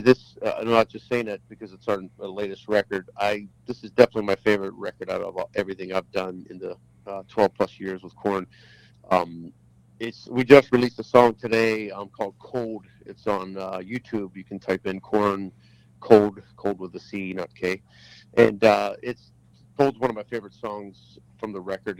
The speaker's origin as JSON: {"language": "English", "town": "Pittsburgh", "region": "Pennsylvania", "country": "United States", "moved": "yes", "said": "\"Where are you from again?\" I go, \"Pittsburgh.\""}